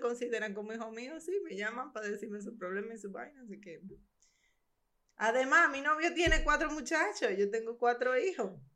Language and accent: Spanish; Barahona, Dominican Republic; yo soy de Barahona